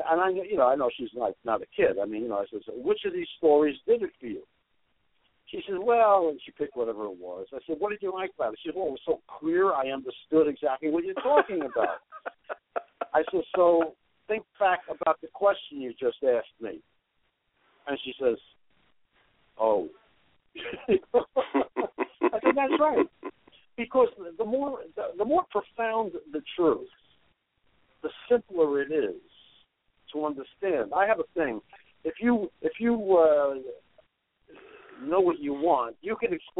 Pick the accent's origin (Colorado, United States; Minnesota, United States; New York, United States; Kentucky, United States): New York, United States; New York City; I grew up in Brooklyn.